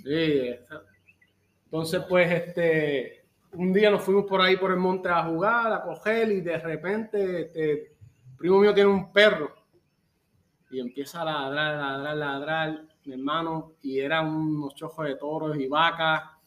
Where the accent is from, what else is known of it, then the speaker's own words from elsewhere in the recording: Yauco, Puerto Rico; moved away as an adult; now in Chicago, United States; aunque nací aquí, me crié en Puerto Rico